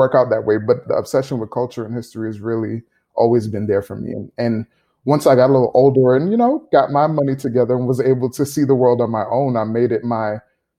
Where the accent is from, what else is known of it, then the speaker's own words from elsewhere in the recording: New York City, New York, United States; growing up in New York City, you're surrounded by people from literally every country in the world. I grew up around people from everywhere. My family is from the islands. I'm from Grenada and Jamaica.